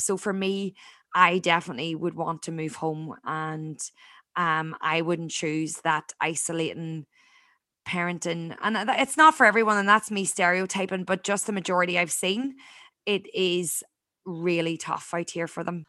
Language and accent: English; Ireland; born or raised there; moved away as an adult; now in Australia